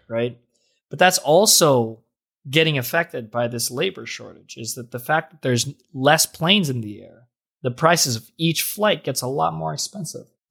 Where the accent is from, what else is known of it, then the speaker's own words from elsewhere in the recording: Jersey City, New Jersey, United States; I'm from Jersey City.